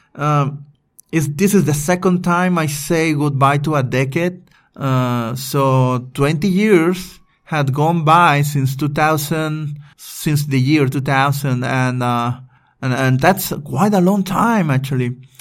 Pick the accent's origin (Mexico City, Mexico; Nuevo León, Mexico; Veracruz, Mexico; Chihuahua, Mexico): Veracruz, Mexico; moved away as an adult; also born or lived in Puebla; I just moved into my hometown, Veracruz, from Puebla.